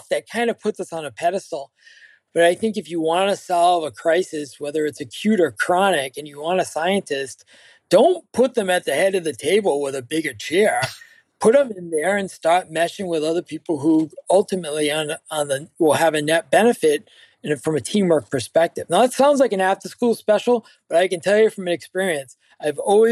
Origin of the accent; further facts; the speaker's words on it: Cape Cod, Massachusetts, United States; accent: Cape Cod; me in Cape Cod with my accent